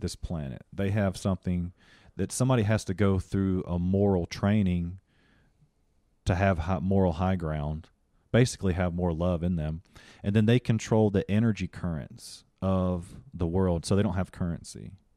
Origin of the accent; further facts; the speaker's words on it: Union, South Carolina, United States; moved away as an adult; also born or lived in El Paso, Texas / Greenville; now in Hollywood, United States; I come from Union, South Carolina